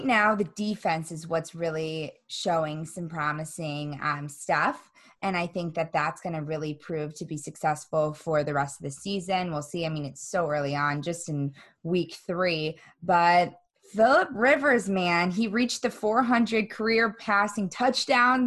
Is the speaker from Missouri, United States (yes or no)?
yes; St. Louis, Missouri, United States; moved away; I'm from St. Louis.